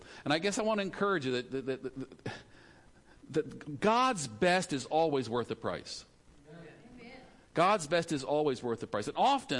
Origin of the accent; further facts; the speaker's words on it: California, United States; born there; also born or lived in Maryland / Zimbabwe / Philippines; So I was born in California, lived in Maryland, lived in Zimbabwe, lived in the Philippines, went to college 4 or 5 different places, so I'm all mixed up.